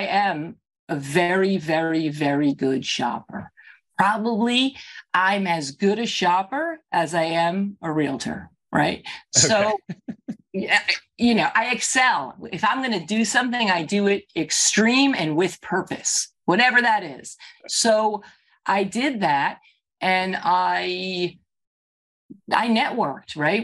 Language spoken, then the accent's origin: English; New York, United States; now in New Jersey, United States; I'm a New Yorker, because even if I've been here now for 30 years, when I travel and you ask me where I'm from, I say New York